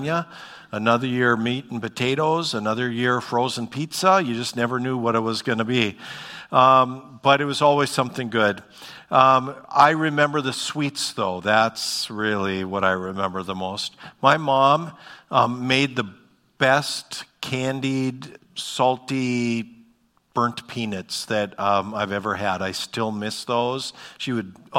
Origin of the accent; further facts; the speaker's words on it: Bismarck, North Dakota, United States; now in Fargo, United States; I grew up in Bismarck